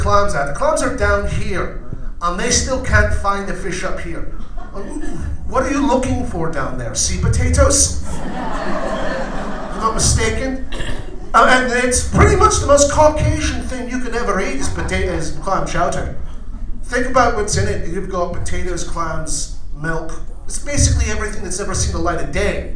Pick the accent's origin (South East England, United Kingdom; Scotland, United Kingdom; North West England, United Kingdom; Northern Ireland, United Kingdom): Scotland, United Kingdom; moved away; I'm Scottish.